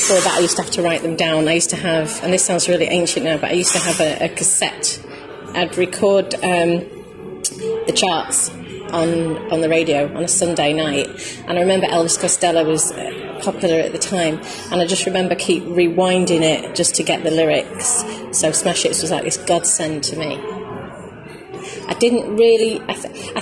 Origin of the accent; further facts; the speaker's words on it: Stockport, North West England, United Kingdom; now in Redhill, United Kingdom; I'm originally from Stockport, which is in Greater Manchester. And I now live just outside the M25, near Redhill.